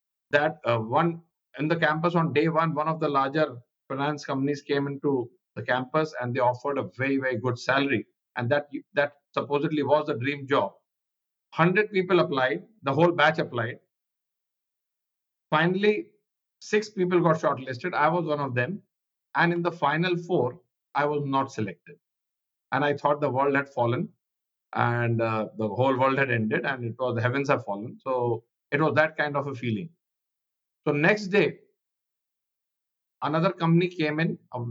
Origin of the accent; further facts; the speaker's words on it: West Bengal, India; I was in a very remote location in West Bengal. That's where I grew up.